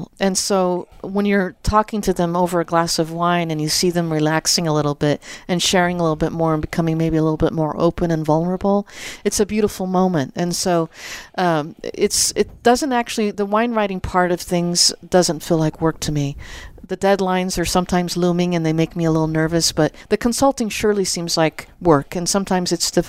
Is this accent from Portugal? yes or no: yes; Azores, Portugal; moved away; Well, I'm an immigrant from the Azores, and I was living, my parents had a farm in Napa